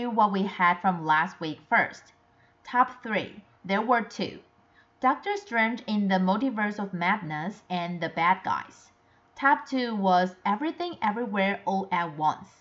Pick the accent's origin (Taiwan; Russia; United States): Taiwan; I'm from Taiwan